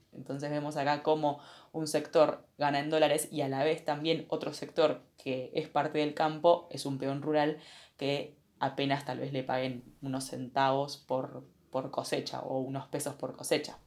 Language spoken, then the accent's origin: Spanish; Argentina; como argentinos